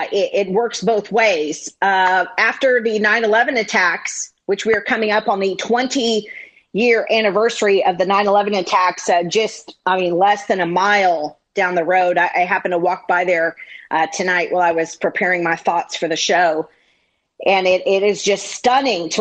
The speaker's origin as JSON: {"language": "English", "town": "San Diego", "region": "California", "country": "United States", "also_born_or_lived": "New York City", "said": "being a longtime San Diegan"}